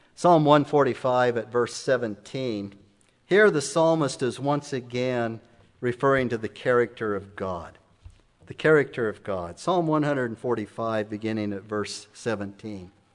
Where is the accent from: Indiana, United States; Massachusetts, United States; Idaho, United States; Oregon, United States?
Idaho, United States; Emmett; moved away; my hometown in Emmett